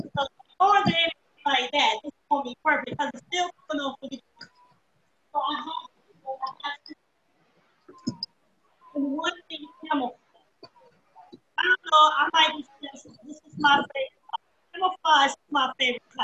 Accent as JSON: {"language": "English", "town": "Taylortown", "region": "North Carolina", "country": "United States", "tie": "born or raised there", "also_born_or_lived": "Brooklyn, New York", "said": "I was born and raised in Taylortown, North Carolina."}